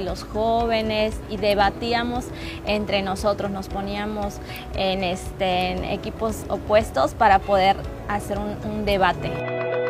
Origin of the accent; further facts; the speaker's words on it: Cancún, Quintana Roo, Mexico; soy de aquí de Cancún, Quintana Roo.